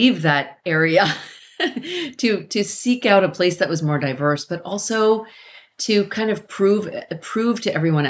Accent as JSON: {"language": "English", "town": "Carmichael", "region": "California", "country": "United States", "tie": "born or raised there", "said": "I grew up in Carmichael, California"}